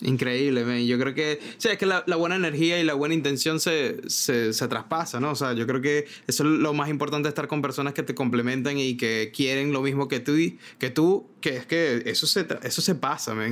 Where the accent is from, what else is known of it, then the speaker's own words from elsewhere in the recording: Maracaibo, Zulia, Venezuela; moved away as an adult; also born or lived in Caracas, Venezuela / Miami, United States; now in New York, United States; yo vengo de Maracaibo